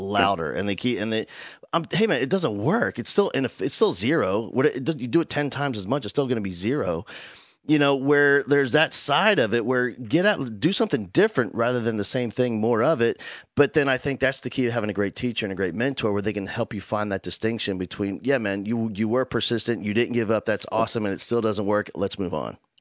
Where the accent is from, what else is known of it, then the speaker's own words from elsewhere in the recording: New Jersey, United States; now in Houston, United States; I grew up in South Jersey